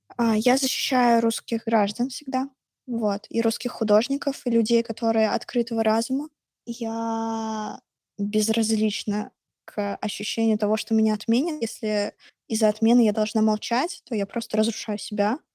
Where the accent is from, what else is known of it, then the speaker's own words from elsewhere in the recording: Russia; я из России